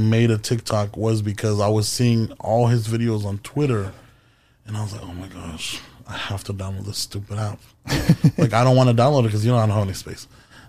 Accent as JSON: {"language": "English", "town": "Hanford", "region": "California", "country": "United States", "tie": "born or raised there", "moved": "yes", "lives_now": "Los Angeles, United States", "said": "I'm from Hanford near Fresno, so like I grew up knowing all the cities around."}